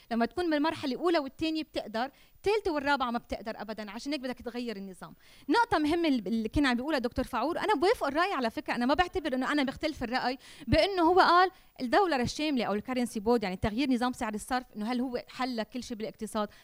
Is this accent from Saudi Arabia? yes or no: no; Lebanon; أنا لبنانية وما بحمل غير جنسية